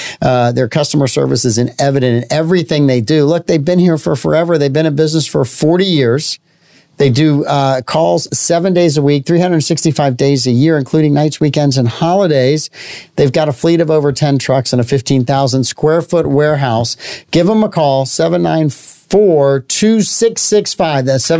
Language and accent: English; St. Augustine, Florida, United States; I'm from St. Augustine.